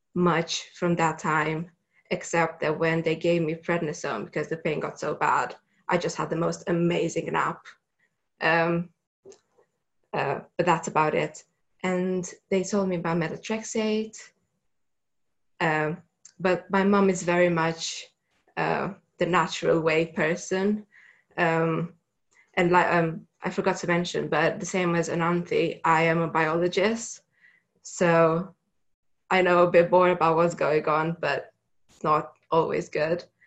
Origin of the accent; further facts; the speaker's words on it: Romania; moved away as an adult; I'm originally from Romania, so I had to go back home um, for the summer holidays